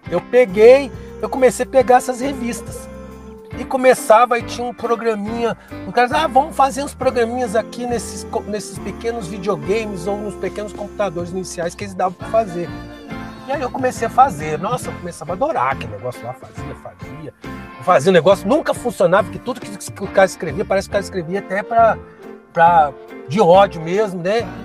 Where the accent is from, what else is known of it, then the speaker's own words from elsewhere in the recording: Rio de Janeiro, Brazil; eu sou do Rio, né? Tinha uma escola técnica lá no interior